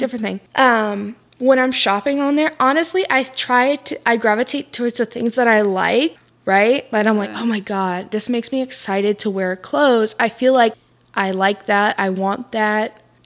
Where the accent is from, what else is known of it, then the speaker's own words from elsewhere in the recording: Florida, United States; I live in Florida. I grew up in Florida